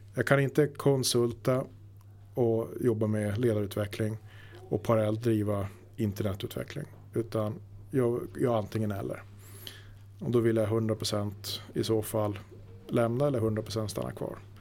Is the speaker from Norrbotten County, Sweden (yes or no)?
yes; Luleå, Norrbotten County, Sweden; moved away as an adult; also born or lived in Stockholm; now in Bollnäs, Sweden; egentligen så är jag uppvuxen uppe i Norrbotten, Luleå